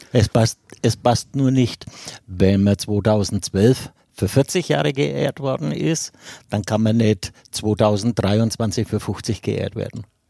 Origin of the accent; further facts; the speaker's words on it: Erlangen, Bavaria, Germany; ich bin noch am alten Sportplatz groß geworden in der Jahnstraße